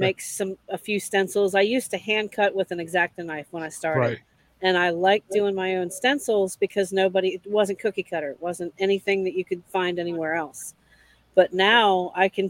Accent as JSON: {"language": "English", "region": "Maryland", "country": "United States", "tie": "born or raised there", "also_born_or_lived": "Jonesboro, Arkansas", "moved": "yes", "said": "I grew up in Maryland"}